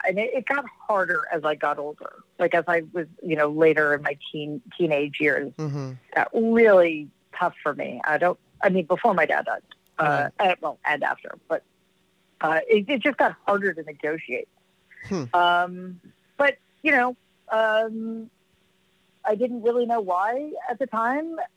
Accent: New York City, New York, United States; I grew up in Jamaica, Queens

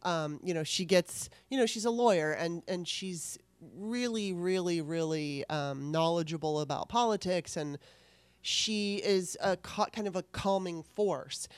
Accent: Southern California, United States; I grew up in Southern California

